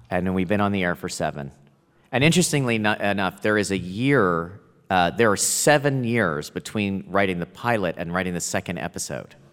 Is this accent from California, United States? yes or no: no; Plano, Texas, United States; But short. I'm from Plano.